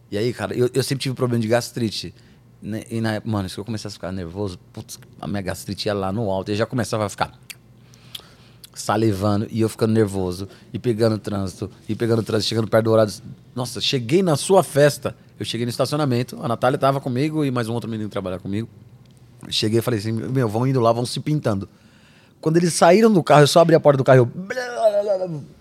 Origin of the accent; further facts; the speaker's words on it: São Paulo, Brazil; E a gente é de São Paulo, Edu é de, de Bragança.